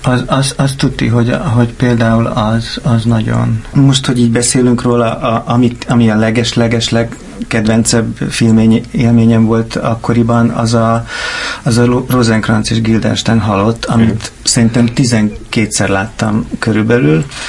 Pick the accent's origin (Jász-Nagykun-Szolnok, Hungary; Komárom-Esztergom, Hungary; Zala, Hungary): Zala, Hungary; Keszthely; Én vidéken nőttem fel Keszthelyen, ez egy kisváros